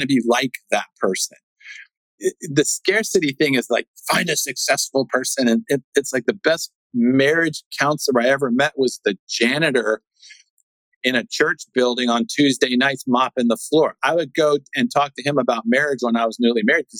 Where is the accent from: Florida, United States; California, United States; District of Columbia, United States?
District of Columbia, United States; Washington; I'm born and raised in Washington, D.C.